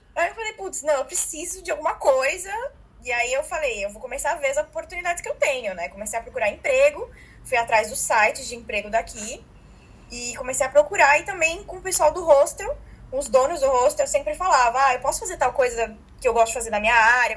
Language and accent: Portuguese; Brazil; moved away as an adult; now in Punta del Este, Uruguay; eu prefiro seguir sendo brasileira